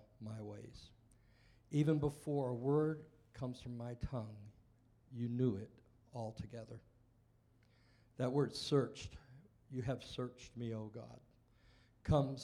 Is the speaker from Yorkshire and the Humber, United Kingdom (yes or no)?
no; Welsh, Wales, United Kingdom; being Welsh, I invited my parents, who were Welsh